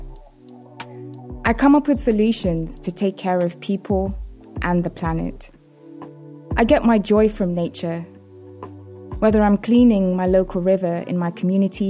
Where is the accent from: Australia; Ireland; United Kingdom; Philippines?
United Kingdom; London; my hometown, South London